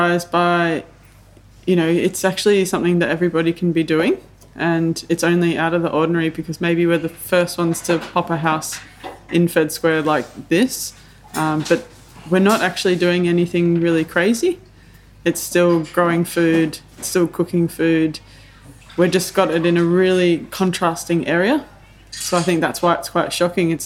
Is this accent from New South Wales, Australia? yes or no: no; Melbourne, Victoria, Australia; I grew up in Templestowe and Blackburn kind of area